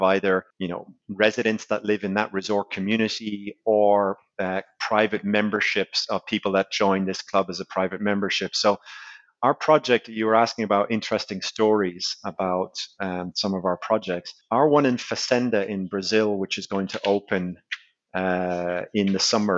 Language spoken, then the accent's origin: English; Ireland; I am Irish